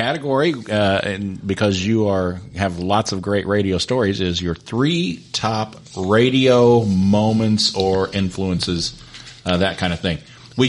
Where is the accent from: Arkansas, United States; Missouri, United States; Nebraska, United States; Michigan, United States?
Missouri, United States; Jefferson City; growing up in Jeff City